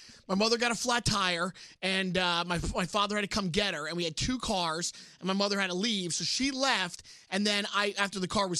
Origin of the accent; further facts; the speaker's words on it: New York, United States; growing up in Brooklyn